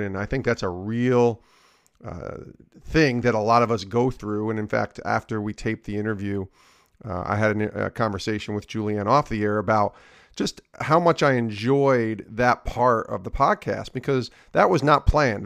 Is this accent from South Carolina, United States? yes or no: no; Albany, New York, United States; I grew up in Albany